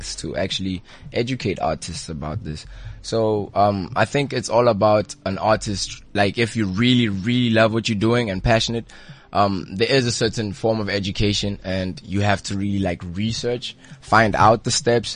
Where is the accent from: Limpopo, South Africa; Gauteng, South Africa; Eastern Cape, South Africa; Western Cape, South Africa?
Gauteng, South Africa; Pretoria; where I'm from Pretoria